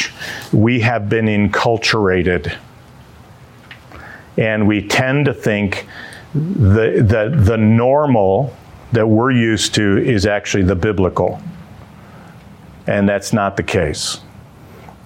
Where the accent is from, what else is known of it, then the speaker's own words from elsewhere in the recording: Dearborn Heights, Michigan, United States; when I grew up in Dearborn Heights